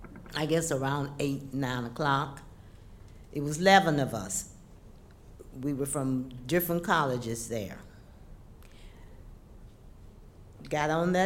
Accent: Birmingham, Alabama, United States; moved away; also born or lived in Nashville; since I'm originally from Birmingham

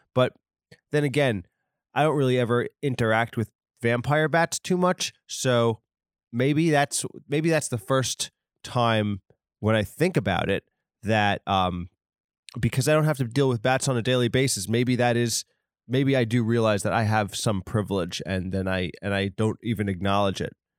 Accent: New York, United States; I'm from, uh, New York. Maybe it's because I'm a New Yorker

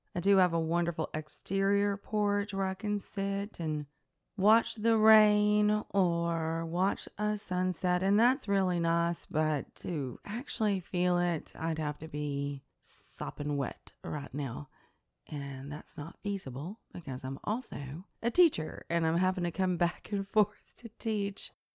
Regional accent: Tennessee, United States; I'm also from River Folk. Um, the Tennessee River runs right through our state, and it is a natural resource that has informed all of my, well, everything, my growing up, my memories, um, the inflection of the way I speak

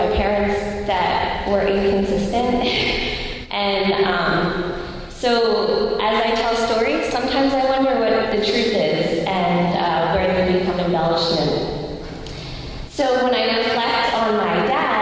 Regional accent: Lansdale, Pennsylvania, United States; also born or lived in Upper Gwynedd, Pennsylvania; And I grew up in Lansdale and Upper Gwinnett, and so like fully in the area

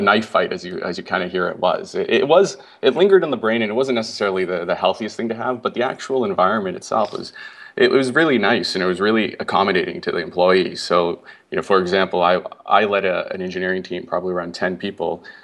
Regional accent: Canada; moved away as an adult; I'm from Canada and I grew up there

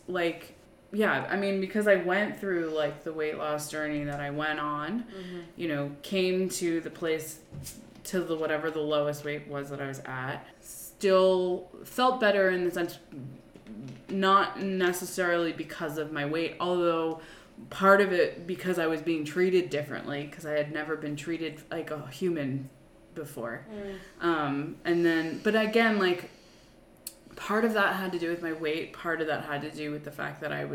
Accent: Long Island, New York, United States; I was commuting from Long Island, which is where my parents lived. And where I grew up.

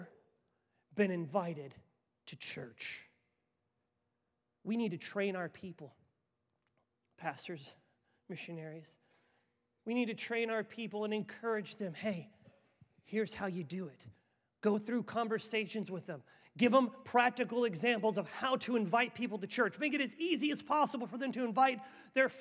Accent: Waupaca, Wisconsin, United States; born or raised there

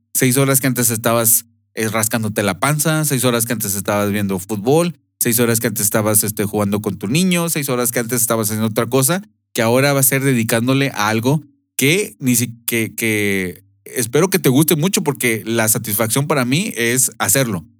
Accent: Monterrey, Nuevo León, Mexico; moved away as an adult; also born or lived in United States; nosotros somos de Monterrey, pero hemos vivido en otras partes de, eh, de, México y, Estados Unidos

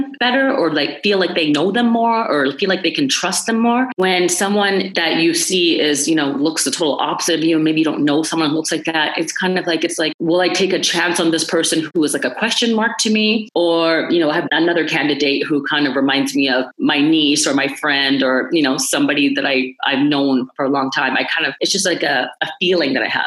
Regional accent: Toronto, Ontario, Canada; I was born in Toronto, oldest of four kids. I went to Catholic school my whole life in North York, in York Region.

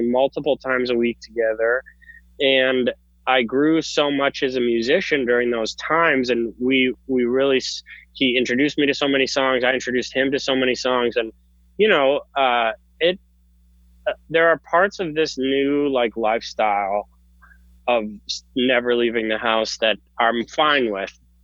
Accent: Minneapolis, Minnesota, United States; also born or lived in Iowa; now in New England, United States; I was born in the Twin Cities

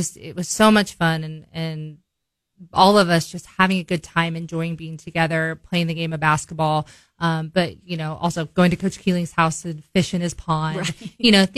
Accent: Bolivar, Missouri, United States; also born or lived in Forsyth, Missouri; You know, I grew up in Bolivar. So, I mean, we moved there in 1994, and I would have been 4 years old. So I went kindergarten through fifth grade there, and then we moved to Forsyth and then moved back to Bolivar.

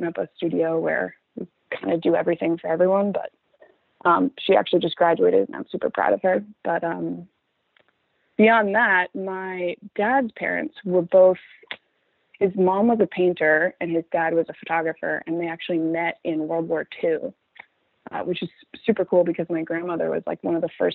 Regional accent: Northern Virginia, United States; moved away as an adult; I grew up in Northern Virginia

